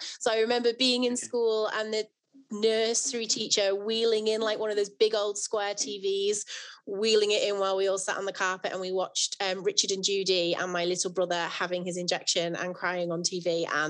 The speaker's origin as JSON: {"language": "English", "town": "Manchester", "region": "North West England", "country": "United Kingdom", "also_born_or_lived": "Liverpool", "said": "I'm from Didsbury"}